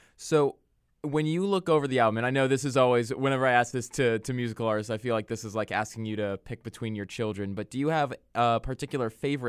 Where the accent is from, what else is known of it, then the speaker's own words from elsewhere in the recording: Wisconsin, United States; now in Florida, United States; I grew up in Wisconsin, so I'm very familiar with the weather in that part.